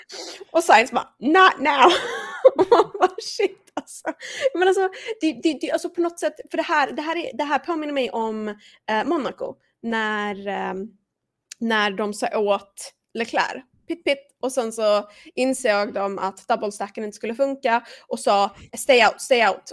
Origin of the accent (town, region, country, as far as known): Sweden